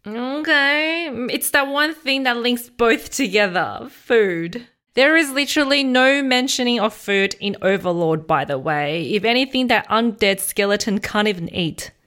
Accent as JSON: {"language": "English", "country": "Australia", "tie": "born or raised there", "said": "I grew up in Australia"}